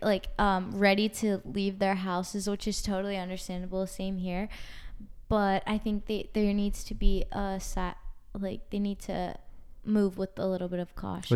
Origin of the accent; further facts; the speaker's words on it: Washington, D.C., East Coast, United States; I'm from the East Coast